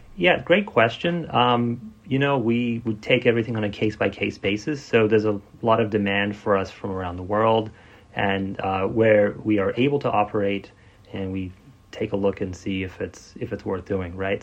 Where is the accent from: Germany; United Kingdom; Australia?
Australia; moved away as an adult; also born or lived in Silicon Valley; I grew up in Australia. My dad is from Vietnam originally, and my mom's Australian